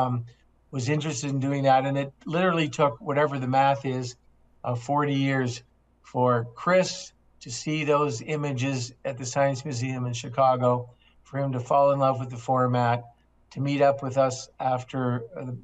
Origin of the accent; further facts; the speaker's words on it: Toronto, Ontario, Canada; I was a kid growing up in Toronto